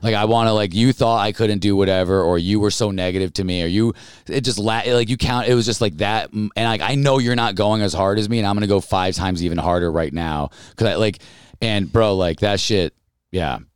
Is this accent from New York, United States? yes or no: yes; Albany, New York, United States; I grew up in Albany, New York